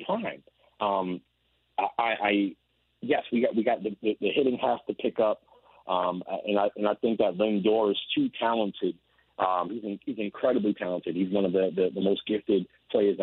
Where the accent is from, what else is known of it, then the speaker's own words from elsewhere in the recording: New York City, New York, United States; growing up in the Bronx